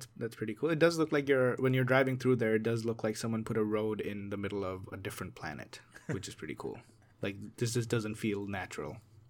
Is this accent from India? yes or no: yes; India; moved away; I grew up in India.